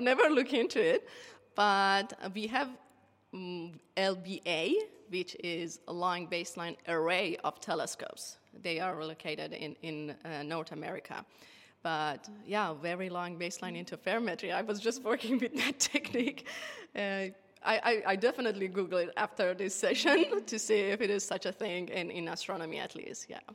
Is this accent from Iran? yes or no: yes; Iran; English is a second language; moved away as an adult; now in Tasmania, Australia; my home country, Iran